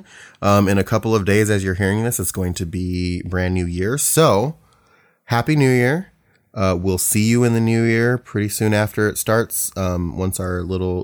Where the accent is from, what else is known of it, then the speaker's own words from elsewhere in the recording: Ohio, United States; being from Ohio myself